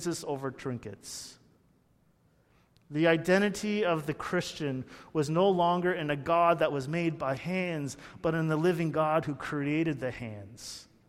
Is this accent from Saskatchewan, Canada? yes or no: no; Burlington, Ontario, Canada; I grew up in Burlington, very close to Hamilton